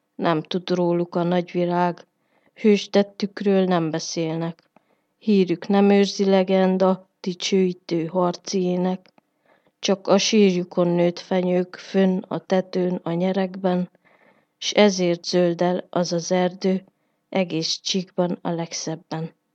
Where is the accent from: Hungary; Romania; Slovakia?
Romania; Miercurea Ciuc, Harghita County; born or raised there